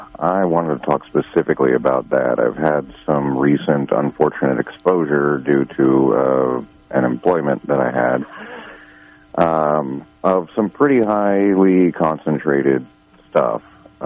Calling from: Garberville, California, United States; I'm another one from Garberville.

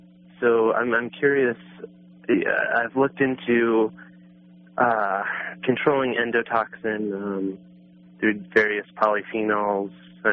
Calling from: Denver, Colorado, United States; I'm here in Denver, Colorado.

